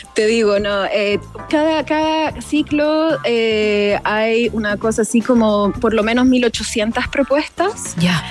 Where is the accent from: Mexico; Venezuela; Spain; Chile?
Chile; nosotros como chilenos